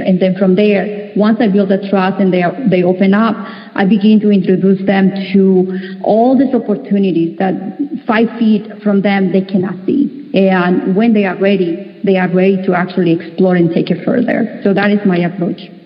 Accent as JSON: {"language": "English", "country": "Mexico", "second_language": "English", "moved": "as an adult", "lives_now": "United States", "said": "I came from Mexico and I became a naturalized U.S. citizen"}